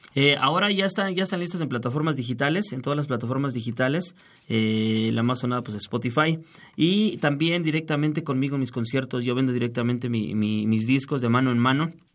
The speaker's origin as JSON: {"language": "Spanish", "region": "Mexico City", "country": "Mexico", "tie": "born or raised there", "said": "soy nacido en la Ciudad de México, de un barrio que se llama La Pastora allá al norte de la ciudad"}